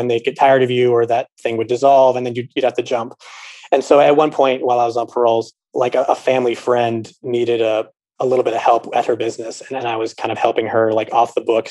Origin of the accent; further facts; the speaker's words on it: Los Angeles, California, United States; also born or lived in New York; now in Chicago, United States; I'm originally from Los Angeles. I live in Chicago now